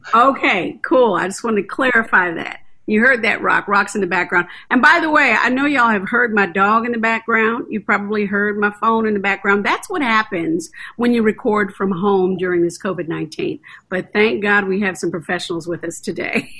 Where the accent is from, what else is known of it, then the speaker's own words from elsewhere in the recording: the South, United States; moved away; We're from the South